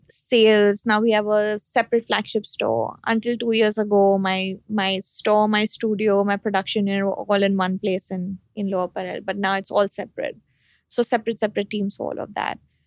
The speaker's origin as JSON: {"language": "English", "country": "India"}